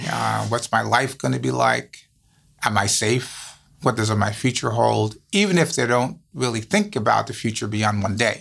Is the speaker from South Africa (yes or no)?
no; U.S. Virgin Islands; also born or lived in Saint Thomas, U.S. Virgin Islands; now in Chicago, United States; born on Saint Thomas, growing up on Saint Croix, also one of the U S Virgin Islands